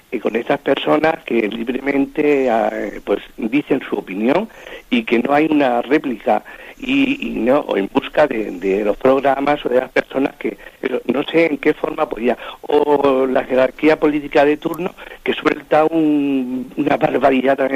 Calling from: Madrid, Community of Madrid, Spain; Mire, soy … aquí de Madrid.

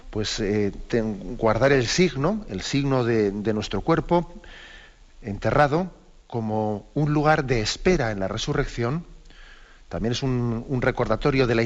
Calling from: Las Palmas de Gran Canaria, Canary Islands, Spain; aquí de Las Palmas, de Gran Canaria.

